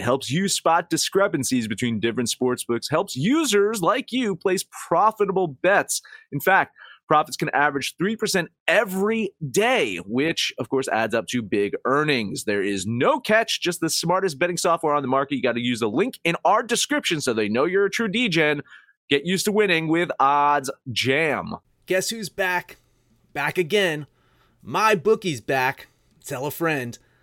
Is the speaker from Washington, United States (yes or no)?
no; New Jersey, United States; my home state team